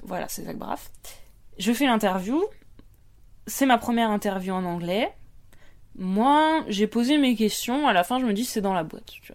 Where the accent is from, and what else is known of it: France; accent: French accent (in English)